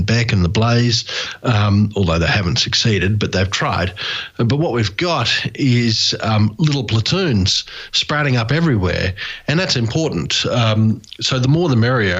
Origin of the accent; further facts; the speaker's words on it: Australia; I'm from Australia